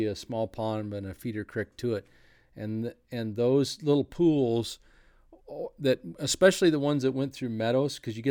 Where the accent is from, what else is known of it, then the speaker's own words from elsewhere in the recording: Oregon, United States; I grew up in Northeast Oregon, as many of you know, and we fished in the Anthony Lakes area.